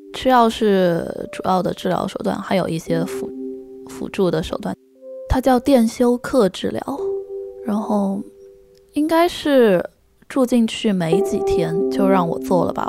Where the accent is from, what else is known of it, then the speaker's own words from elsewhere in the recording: Yunnan, China; now in Chengdu, China; 我是云南人